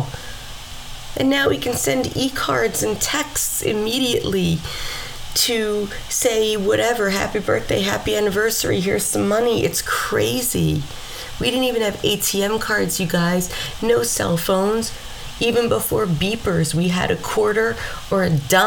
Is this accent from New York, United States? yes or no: yes; Mount Vernon, New York, United States; growing up in Mount Vernon, New York, that made you street smart